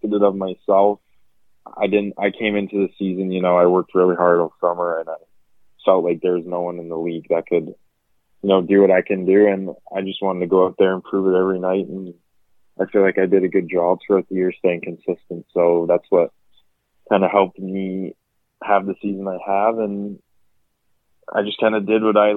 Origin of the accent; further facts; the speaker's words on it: Nanaimo, British Columbia, Canada; also born or lived in Lethbridge, Alberta / Minnesota / New Hampshire; I moved to Nanaimo, BC, when I was 10 years old and grew up there ever since